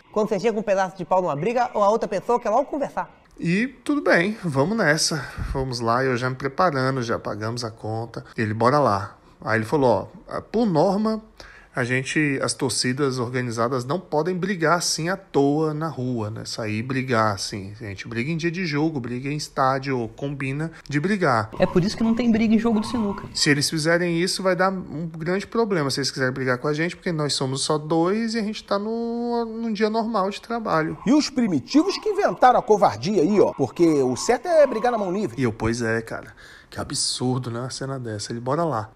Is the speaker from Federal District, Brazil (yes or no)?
yes; Brasília, Federal District, Brazil; Eu como bom brasiliense, né, a cidade que tem nem 60 anos